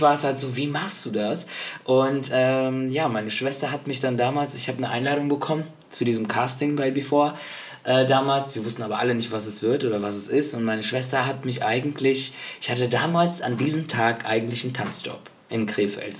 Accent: Spain; Ich bin ja Spanier

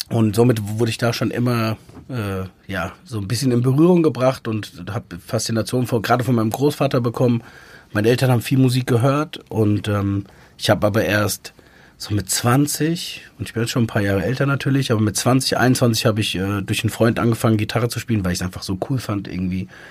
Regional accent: near Frankfurt, Hesse, Germany; bin im Umkreis von Frankfurt groß geworden, also zehn Kilometer entfernt

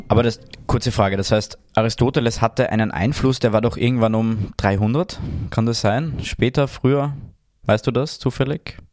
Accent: Austria; ich bin Österreicher

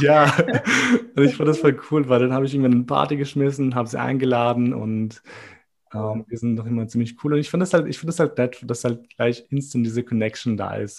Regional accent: Austria; also born or lived in Kosovo; Mein Leben ist in Österreich. Dort sind meine Freunde, meine Schule, meine, mein Leben passiert dort.

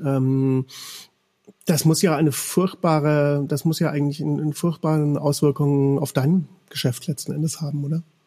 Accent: Bavaria, Germany; moved away as an adult; also born or lived in Cologne; ich bin in Bayern aufgewachsen

